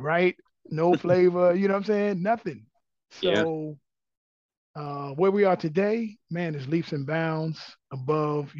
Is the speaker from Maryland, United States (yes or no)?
yes; Maryland, United States; now in Atlanta, United States; I'm originally from Maryland